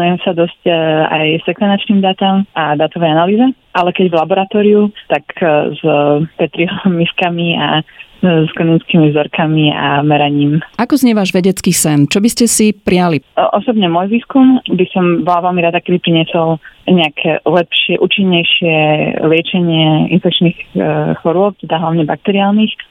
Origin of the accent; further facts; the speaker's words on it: Bratislava, Bratislava Region, Slovakia; moved away as an adult; also born or lived in London, United Kingdom / Austria; now in Israel; pochádzam z Bratislavy.